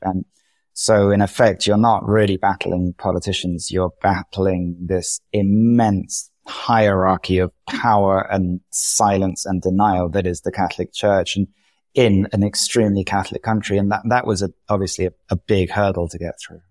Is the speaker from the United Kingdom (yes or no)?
yes; England, United Kingdom; moved away as an adult; also born or lived in London; now in Madrid, Spain; as an English person